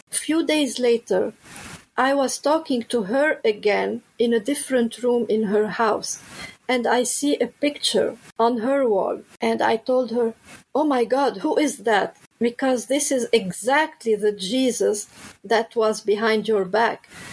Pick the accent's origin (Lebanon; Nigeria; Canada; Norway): Lebanon; moved away; I'm originally from Lebanon